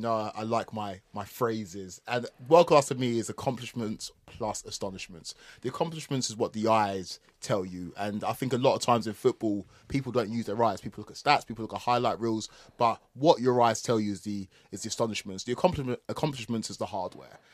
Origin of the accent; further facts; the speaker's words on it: Essex, East of England, United Kingdom; I am from Essex